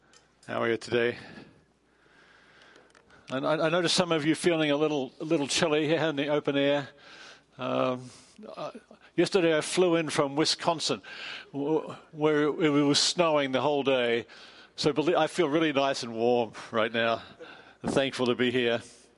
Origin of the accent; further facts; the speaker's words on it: Australia; also born or lived in England; now in United States; I'm from Australia. I spent over 20 years in England, and now I've been a long time in America.